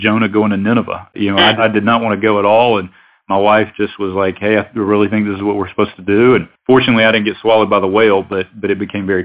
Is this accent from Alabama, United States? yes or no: yes; Alabama, United States; I'm originally from Alabama, went to school in Tuscaloosa at the university, and started my career in Birmingham